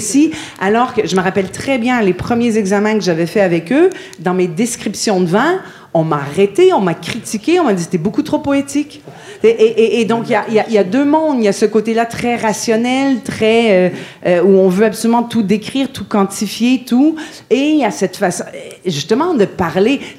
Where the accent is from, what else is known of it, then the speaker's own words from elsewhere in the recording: Montreal, Quebec, Canada; en tant que canadienne et québécoise